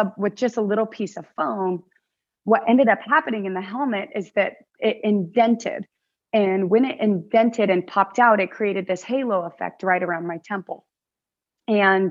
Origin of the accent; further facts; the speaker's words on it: United States; I'm a Filipino American